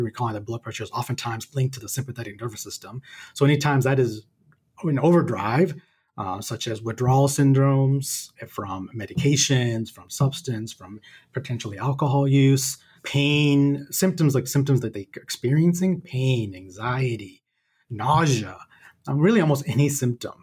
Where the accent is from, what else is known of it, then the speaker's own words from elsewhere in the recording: the South, United States; moved away as an adult; also born or lived in Seattle; now in Atlanta, United States; growing up in the South